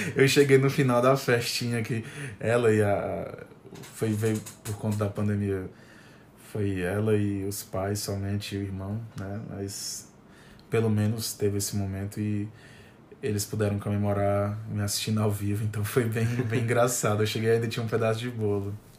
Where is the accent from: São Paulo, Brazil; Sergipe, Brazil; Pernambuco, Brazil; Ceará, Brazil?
Ceará, Brazil; Fortaleza